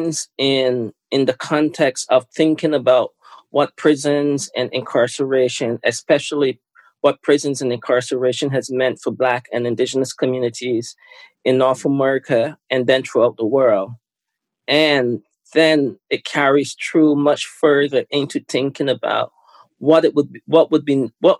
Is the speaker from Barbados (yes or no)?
yes; Barbados; now in Canada; I was born in Barbados. Lived most of my life in Canada.